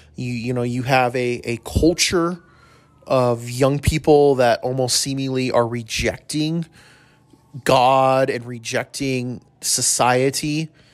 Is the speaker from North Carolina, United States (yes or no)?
no; El Paso, Texas, United States; I grew up in El Paso